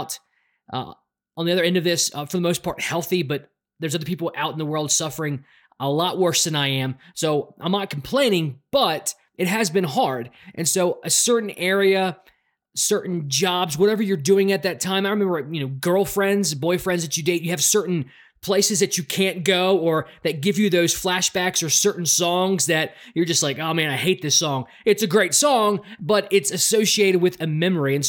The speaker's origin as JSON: {"language": "English", "town": "Baltimore", "region": "Maryland", "country": "United States", "also_born_or_lived": "Raleigh, North Carolina", "moved": "yes", "lives_now": "Denver, United States", "said": "I'm from Baltimore, Maryland."}